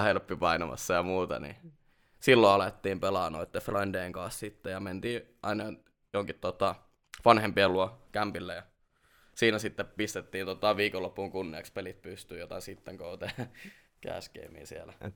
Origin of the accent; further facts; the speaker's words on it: Jyväskylä, Central Finland, Finland; Mä oon tota Jyväskylästä lähtöisin ja vieläkin tota, asun siellä ihan palisjalkainen Jyväskyläläinen. Et, 30 a... vuotta melkein kohta mennyt siellä.